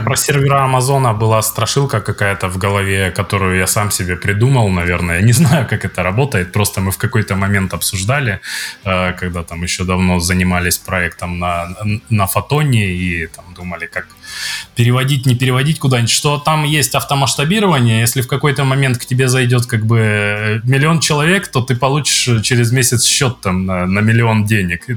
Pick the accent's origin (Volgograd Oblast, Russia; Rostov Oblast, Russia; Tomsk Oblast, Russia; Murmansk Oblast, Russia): Rostov Oblast, Russia; Zverevo; moved away; Я из Зверева